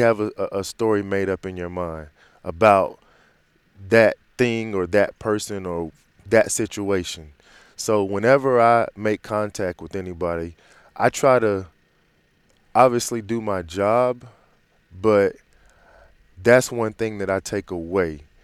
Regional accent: Green Cove Springs, Florida, United States; I'm from a small town called Green Cove Springs, just outside of, uh, Jacksonville, Florida

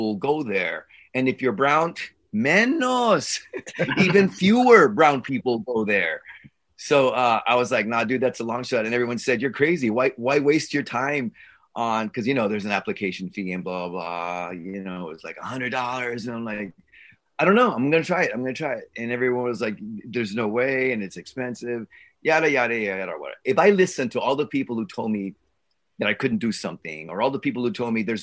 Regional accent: San Antonio, Texas, United States; also born or lived in Los Angeles, California; I was born in Los Angeles, in East LA. Los Angeles. Stayed there for a while. My parents moved to San Antonio

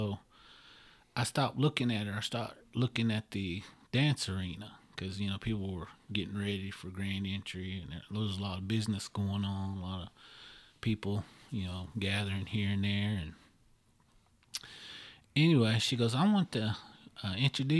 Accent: Oklahoma, United States; I'm from Oklahoma

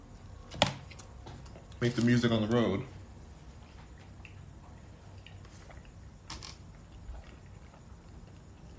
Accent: Los Angeles, California, United States; I'm from LA too.

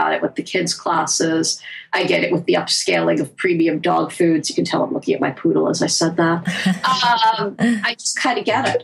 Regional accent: United States; I am American. I live in our culture

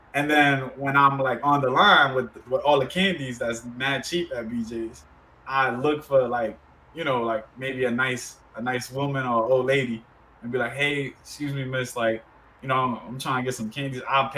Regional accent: Dominican Republic; born there; Because be it that I was born in the Dominican Republic, we have a lot of close family members who still live there

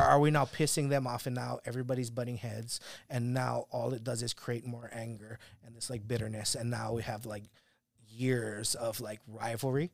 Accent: Kauai, Hawaii, United States; moved away; growing up on Kauai

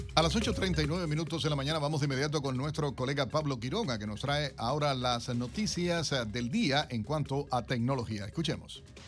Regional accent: Venezuela; now in Miami, United States; habría que decirlo en venezolano

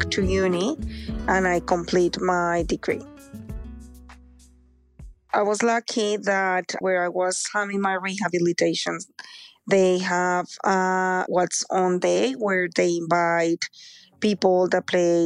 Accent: Bogotá, Colombia; moved away as an adult; now in Australia; I'm originally from Colombia. I've been living here in Australia for almost 20 years, and I'm 44 now. I grew up in Bogota, which is the capital city of Colombia

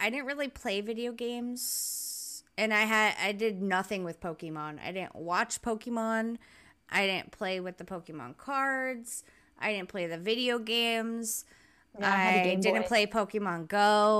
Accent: Rhode Island, United States; moved away as an adult; I lived there till I was like 21 or whatever. And I happily left as fast as I could.

